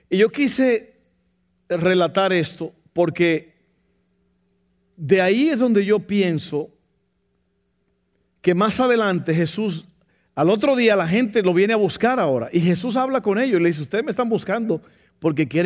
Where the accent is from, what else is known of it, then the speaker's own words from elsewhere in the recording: Mexico; Ni yo que soy mexicano, pastor.